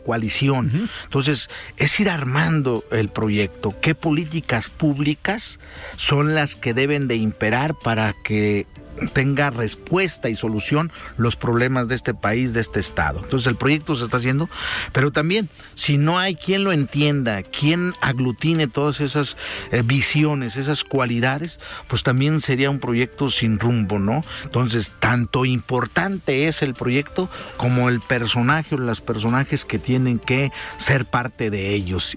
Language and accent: Spanish; southern Jalisco, Mexico; De donde somos orgullosamente, ¿verdad? El sur de Jalisco